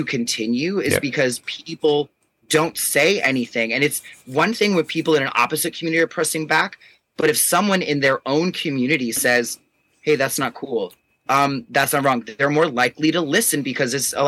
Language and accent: English; New York, United States; I'm a New Yorker